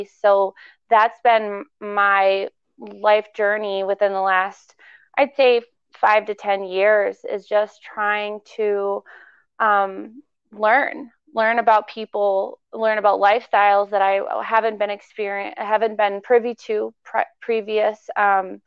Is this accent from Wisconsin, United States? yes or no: no; Maine, United States; I was born in Maine.